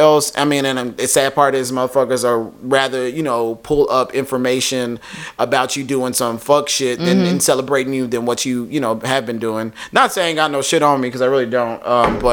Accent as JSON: {"language": "English", "town": "Waco", "region": "Texas", "country": "United States", "tie": "born or raised there", "moved": "yes", "said": "It's not a bad place. It's just like, I grew up there. I was born and raised there."}